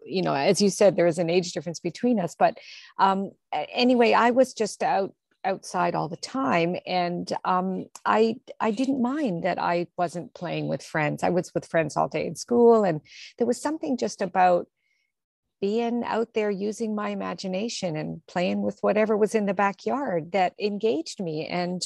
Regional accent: Toronto, Ontario, Canada; I grew up in Toronto, in, you know, in the suburbs in Toronto, in North York

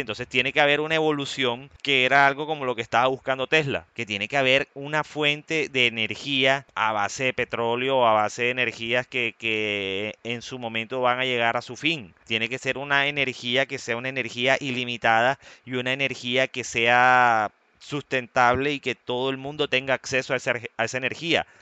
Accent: Colombia; yo soy colombiano

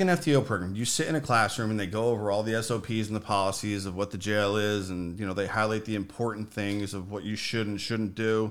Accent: Morris County, New Jersey, United States; I grew up in Morris County, New Jersey.

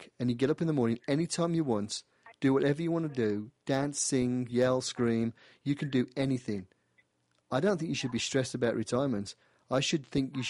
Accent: United Kingdom; accent: British; my little British smile and hear my accent

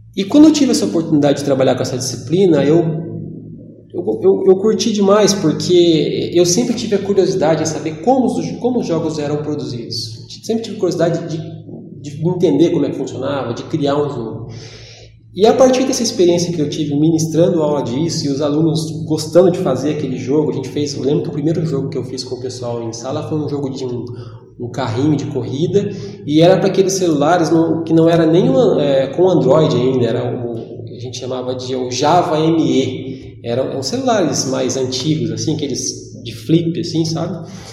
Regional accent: Jacarezinho, Paraná, Brazil; moved away as an adult; now in Ourinhos, Brazil; eu sou de Jacarezinho, eu estou morando aqui já vai fazer uns 15 anos

